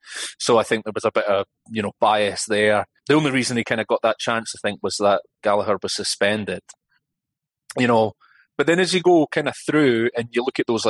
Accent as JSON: {"language": "English", "region": "Scotland", "country": "United Kingdom", "said": "I identify as being Scottish."}